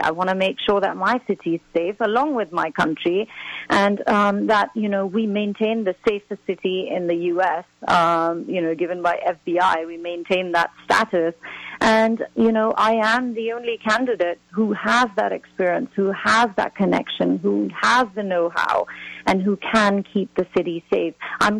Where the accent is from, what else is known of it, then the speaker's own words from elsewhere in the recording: Pakistan; now in United States; As a Pakistani, I'm fighting terrorism.